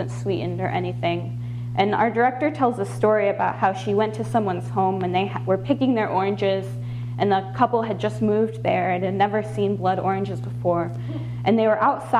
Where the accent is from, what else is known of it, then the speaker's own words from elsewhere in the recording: Michigan, United States; moved away as an adult; now in Tucson, United States; I was from Michigan